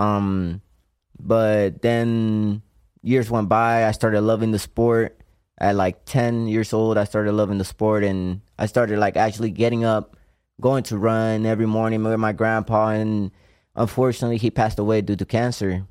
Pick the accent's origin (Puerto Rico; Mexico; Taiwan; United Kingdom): Puerto Rico; moved away; I'm from Cope Alto, Puerto Rico